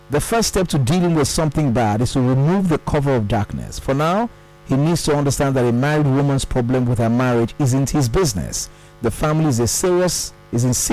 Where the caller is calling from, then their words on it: Lagos, Nigeria; I'm calling from Lekki at the moment.